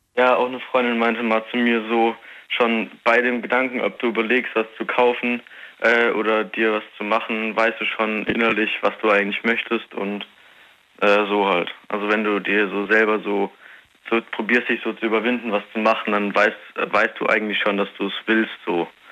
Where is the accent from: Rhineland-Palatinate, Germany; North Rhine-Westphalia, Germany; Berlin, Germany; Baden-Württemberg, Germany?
Rhineland-Palatinate, Germany; near Koblenz; ich komme aus Rheinland-Pfalz, also in der Nähe von Koblenz